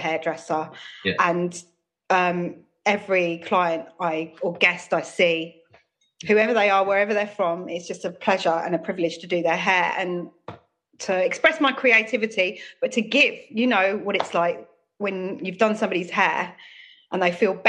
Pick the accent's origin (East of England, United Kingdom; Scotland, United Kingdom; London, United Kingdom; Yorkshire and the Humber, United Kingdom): London, United Kingdom; Croydon; I come from Croydon, born and bred